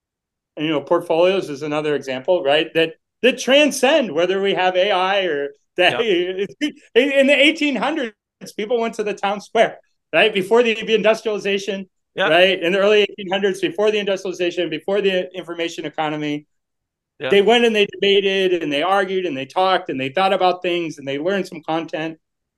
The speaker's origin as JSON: {"language": "English", "town": "Boston", "region": "Massachusetts", "country": "United States", "lives_now": "New York, United States", "said": "Not really, because I'm originally from Boston."}